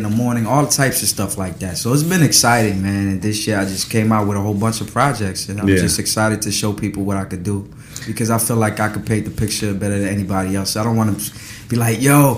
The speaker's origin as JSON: {"language": "English", "area": "D.C. area", "region": "Maryland", "country": "United States", "tie": "born or raised there", "also_born_or_lived": "Paris, France / Comoros", "said": "I grew up in Maryland, D.C. area. I'm originally from the Comoros Island, which is East Africa, both of my parents. And we came here when I was 4 years old, and I grew up in that area"}